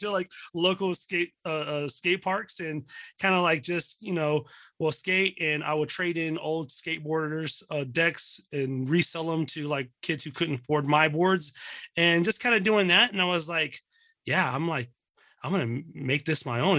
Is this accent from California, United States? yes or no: no; Dallas, Texas, United States; also born or lived in Pleasant Grove, Texas / Mesquite, Texas; born and raised in, uh, born and raised in Dallas, Texas